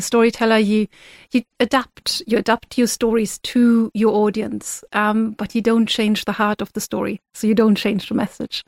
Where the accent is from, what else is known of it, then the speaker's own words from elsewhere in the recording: Germany; moved away as an adult; now in Ireland; I'm originally from Germany